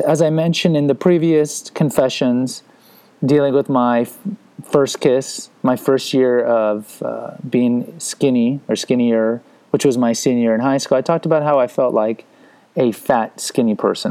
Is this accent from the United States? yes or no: yes; Houston, Texas, United States; also born or lived in San Antonio; I grew up in Houston